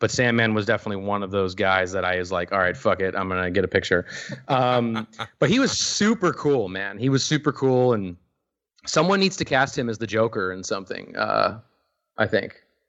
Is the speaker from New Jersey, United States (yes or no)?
no; Minneapolis, Minnesota, United States; I was fortunate enough because I grew up in Minneapolis, and at the Mall of America, LOL, in Minneapolis, there was actually an RF video kiosk in the mall